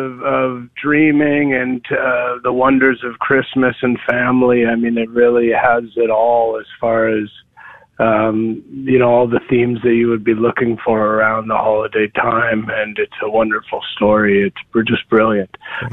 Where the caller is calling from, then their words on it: Indianapolis, Indiana, United States; I'm in Indianapolis.